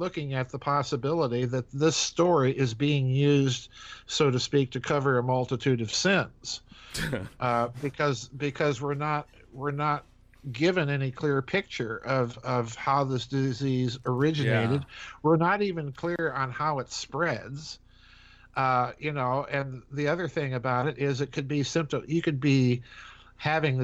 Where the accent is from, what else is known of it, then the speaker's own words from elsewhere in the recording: South Dakota, United States; I'm a hack from South Dakota